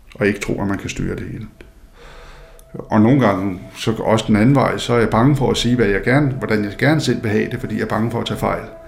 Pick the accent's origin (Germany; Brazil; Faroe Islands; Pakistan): Faroe Islands; jeg kommer fra Færøerne, øh, hvor der er øh, et fiskersamfund, hvor der er meget religiøsitet og meget dobbeltmoral